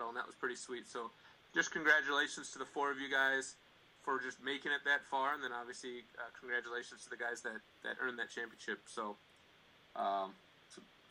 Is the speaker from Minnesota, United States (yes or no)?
yes; Minnesota, United States; I'm from Minnesota.